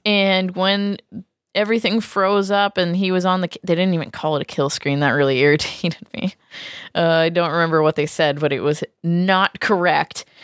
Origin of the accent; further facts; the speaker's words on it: New England, United States; I'm from New England.